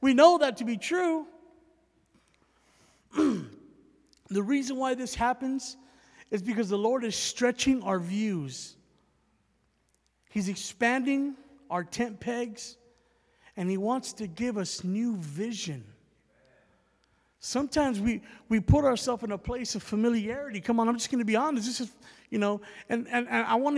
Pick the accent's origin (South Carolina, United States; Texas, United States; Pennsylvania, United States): Texas, United States; San Antonio; moved away as an adult; also born or lived in Alabama; I was born and raised in San Antonio, Texas